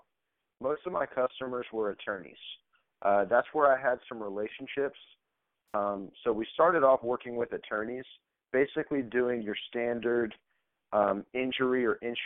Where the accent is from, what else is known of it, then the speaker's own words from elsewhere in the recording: Tampa, Florida, United States; also born or lived in Orlando; I'm a Tampa boy. I'm from South Tampa. I, went to Plant High School, lived in South Tampa or Davis Island pretty much my whole life.